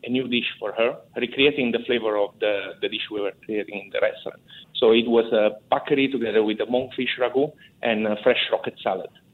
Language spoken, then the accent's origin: English; Milan, Lombardy, Italy; English is a second language; also born or lived in Naples; now in Singapore; I was born in Milan, in north of Italy